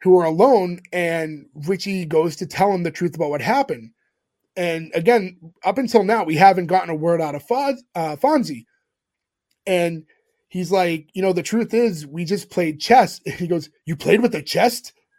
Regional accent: Massachusetts, United States; we grew up in Massachusetts

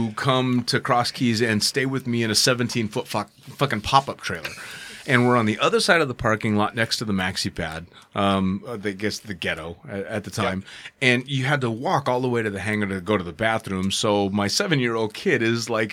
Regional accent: United States; I'm an American

